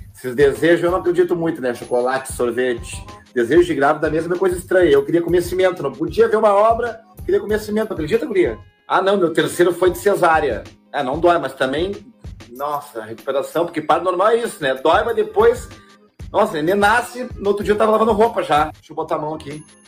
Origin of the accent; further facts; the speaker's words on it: Porto Alegre, Rio Grande do Sul, Brazil; uma coisa meio periferia, anos 90, anos 80, onde eu me criei, época que eu me criei